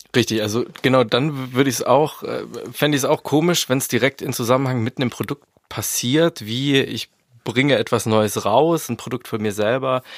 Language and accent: German; Swabia, Germany; ich bin ja Schwabe